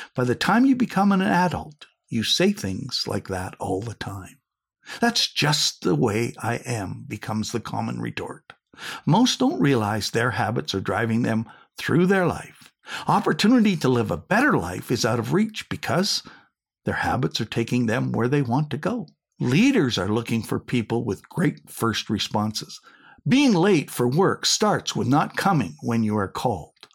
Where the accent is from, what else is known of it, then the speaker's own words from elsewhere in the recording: Saskatchewan, Canada; I was going to be a hockey player growing up in Saskatchewan on a dairy farm